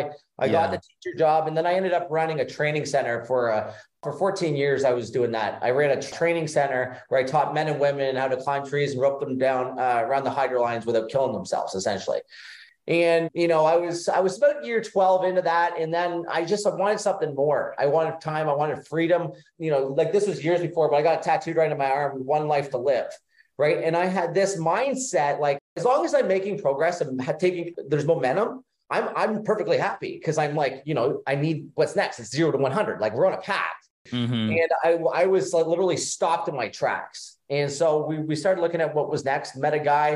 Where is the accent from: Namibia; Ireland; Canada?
Canada; Ontario; now in Florida, United States; I grew up in Ontario, Canada. So right now we live in Florida.